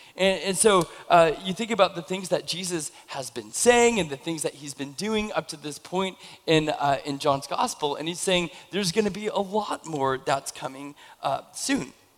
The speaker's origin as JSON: {"language": "English", "town": "Camas", "region": "Washington", "country": "United States", "tie": "born or raised there", "moved": "as an adult", "said": "I, I grew up in Camas, and then I moved away for like 15 years, and then I moved back into the area"}